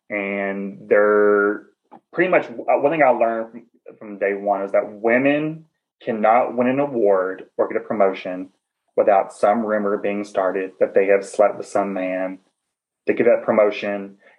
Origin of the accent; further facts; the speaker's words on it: Southern United States, United States; accent: Southern; I'm Southern. I love myself. I loving my accent.